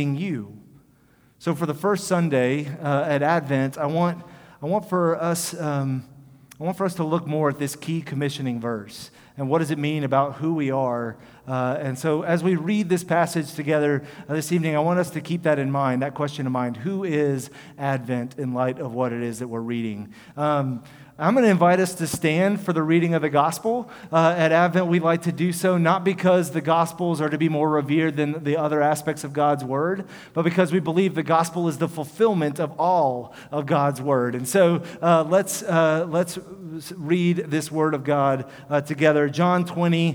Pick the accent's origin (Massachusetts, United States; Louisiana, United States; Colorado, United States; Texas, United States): Texas, United States; Houston; I'm from Houston, and when I was in high school, there was an area of River Oaks